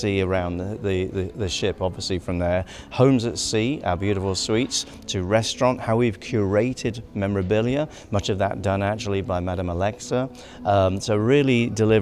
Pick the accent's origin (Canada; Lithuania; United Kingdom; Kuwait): United Kingdom; England; I'm English